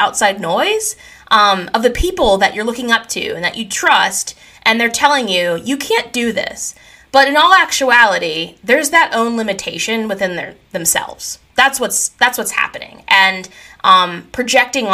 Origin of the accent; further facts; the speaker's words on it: Pennsylvania, United States; I grew up in Katanning, Pennsylvania, and it is a small town.